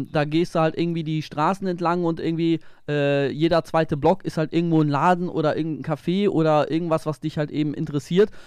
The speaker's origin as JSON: {"language": "German", "country": "Germany", "tie": "born or raised there", "moved": "yes", "said": "von meiner Heimat, äh, von der Ostsee"}